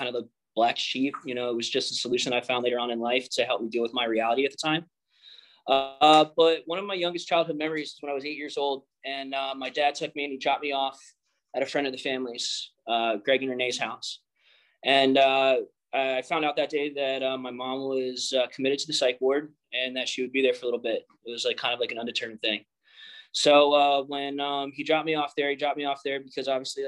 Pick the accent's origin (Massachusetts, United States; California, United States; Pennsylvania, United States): Pennsylvania, United States; Philadelphia; I grew up on the East Coast, Philadelphia.